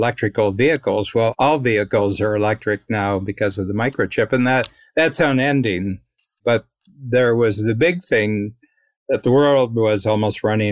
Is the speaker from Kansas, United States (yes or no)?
no; Ohio, United States; I'm from Ohio, so I'm a Buckeye